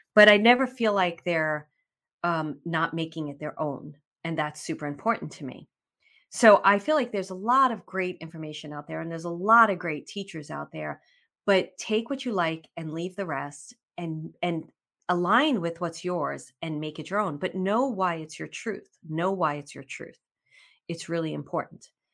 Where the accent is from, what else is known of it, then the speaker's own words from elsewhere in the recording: New York, United States; We're both from New York